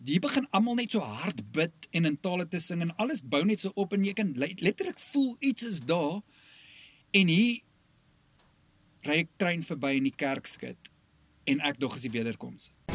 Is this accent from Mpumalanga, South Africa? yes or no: no; KwaZulu-Natal, South Africa; ek kom van Natal af, Noord-Natal op 'n plaasdorpie groot geword.